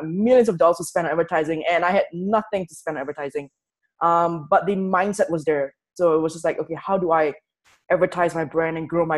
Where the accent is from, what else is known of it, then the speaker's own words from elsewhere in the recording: Singapore; moved away as an adult; I'm from Singapore